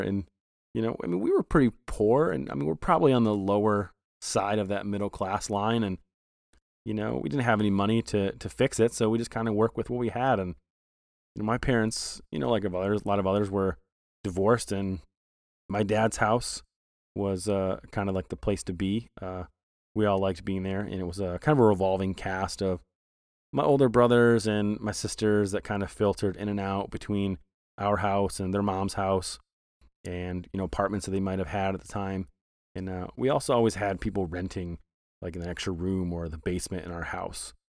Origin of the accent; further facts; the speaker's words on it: Flint, Michigan, United States; moved away; I was born in Flint